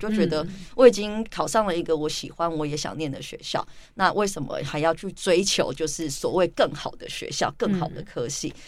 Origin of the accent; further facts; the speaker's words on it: Taipei, Taiwan; 但是以我自己来说，我从小在都会区长大， 那以前我都觉得，就是我的都会区的生活跟我的部落生活是平行宇宙、平行世界。